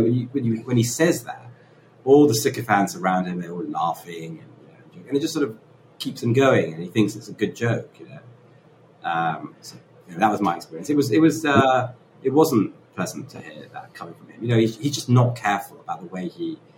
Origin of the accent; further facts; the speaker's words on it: London, United Kingdom; I'm from London.